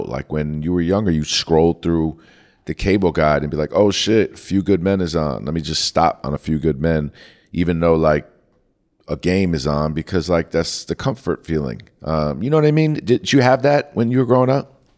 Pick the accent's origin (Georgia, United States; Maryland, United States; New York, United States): New York, United States; growing up in New York